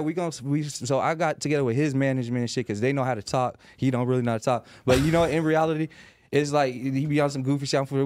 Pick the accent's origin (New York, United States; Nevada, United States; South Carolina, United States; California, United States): Nevada, United States; Las Vegas; I'm from Las Vegas.